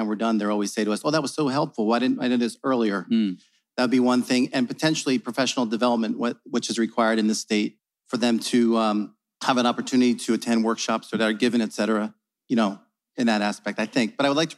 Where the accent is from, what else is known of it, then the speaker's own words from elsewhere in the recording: New Jersey, United States; I'm a teacher from New Jersey.